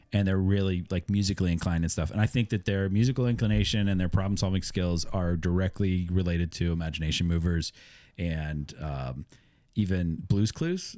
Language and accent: English; Iowa, United States; now in Pittsburgh, United States; grew up in Iowa